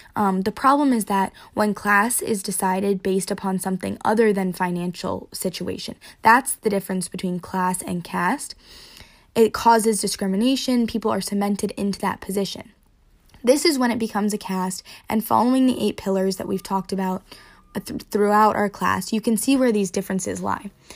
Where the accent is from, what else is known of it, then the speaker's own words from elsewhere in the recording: Durham Chapel Hill area, North Carolina, United States; I'm from the Durham Chapel Hill area of North Carolina, which is in the South